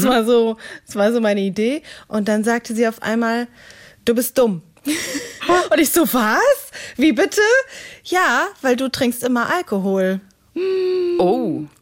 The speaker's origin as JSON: {"language": "German", "country": "Greece", "said": "Du, du weißt ja, ich als Griechin, wir, also Uso ist"}